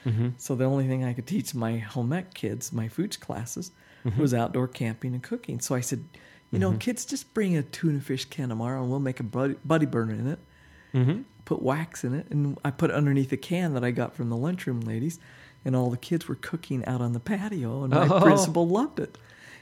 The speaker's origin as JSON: {"language": "English", "town": "Monticello", "region": "Utah", "country": "United States", "tie": "born or raised there", "moved": "yes", "lives_now": "Salt Lake City, United States", "said": "And we lived in Monticello in the forest ranger house, about a mile out of town."}